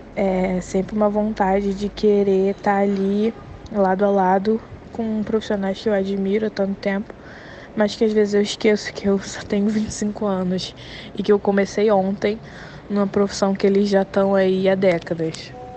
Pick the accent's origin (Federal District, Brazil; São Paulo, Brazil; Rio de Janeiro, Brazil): Rio de Janeiro, Brazil; sou do Rio de Janeiro e trabalho aqui na equipe do digital do Fantástico